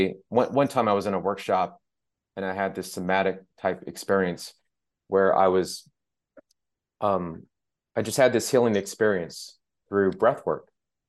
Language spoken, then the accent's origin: English; Mississippi, United States; also born or lived in Iran; I was born during the Iranian Revolution. I was born in Iran, and my father was killed when I was a baby, and my mom and I had to escape Iran. She remarried someone who was from the South, the Mississippi.